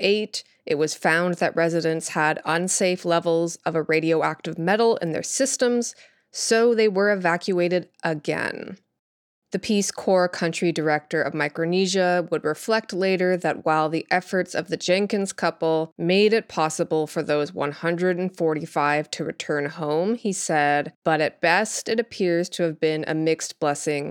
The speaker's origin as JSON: {"language": "English", "country": "Canada", "tie": "born or raised there", "said": "I grew up in Canada"}